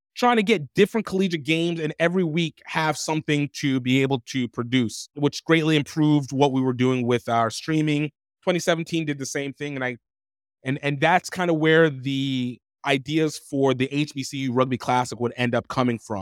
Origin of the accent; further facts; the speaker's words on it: Baton Rouge, Louisiana, United States; also born or lived in Pennsylvania / Iowa; now in Brazil; I was born in Pennsylvania. I was raised in Iowa and then subsequently raised again in Louisiana. Baton Rouge is happened to be a place I call, well, call home the most because it's the place I lived the longest